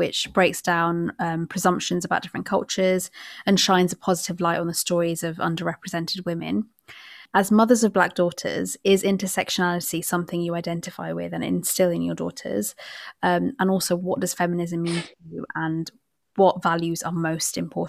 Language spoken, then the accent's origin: English; United Kingdom; As a British Bangladeshi